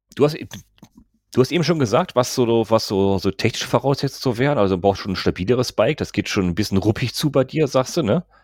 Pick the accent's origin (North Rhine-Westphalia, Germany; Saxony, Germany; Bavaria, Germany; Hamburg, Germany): North Rhine-Westphalia, Germany; Bei uns in NRW